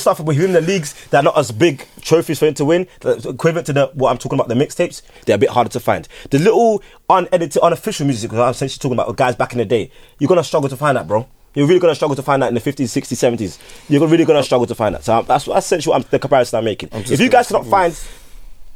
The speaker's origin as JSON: {"language": "English", "country": "Nigeria", "said": "I'm Nigerian"}